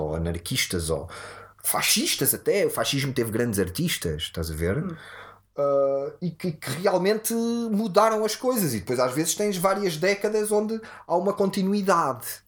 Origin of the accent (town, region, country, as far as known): Odivelas, Lisbon, Portugal; born or raised there